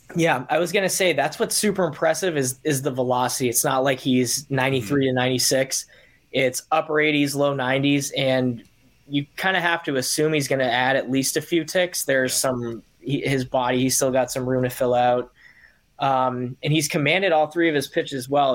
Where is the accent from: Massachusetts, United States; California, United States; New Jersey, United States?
Massachusetts, United States; Boston; I'm from Boston, Mass, born and raised.